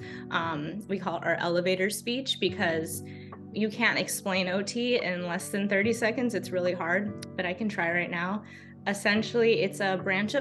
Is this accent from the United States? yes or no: yes; Los Angeles, California, United States; moved away as an adult; now in Maine, United States; I'm originally from Los Angeles, California